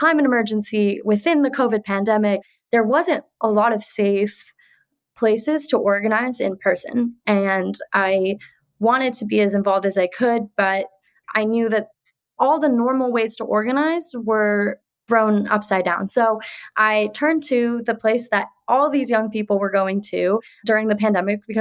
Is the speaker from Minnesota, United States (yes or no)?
no; Bay Area, California, United States; I am born and raised in the Bay Area